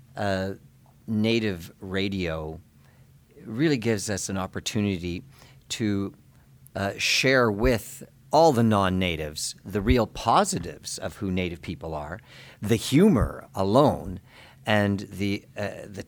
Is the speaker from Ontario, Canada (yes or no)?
yes; Fort William First Nation, Ontario, Canada; now in Toronto, Canada; I'm from Fort William First Nation, where I keep a home